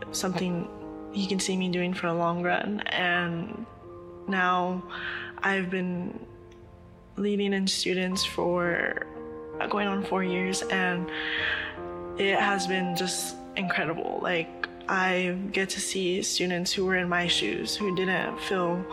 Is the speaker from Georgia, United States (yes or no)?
no; Oxnard, California, United States; I was born and raised in Oxnard, California.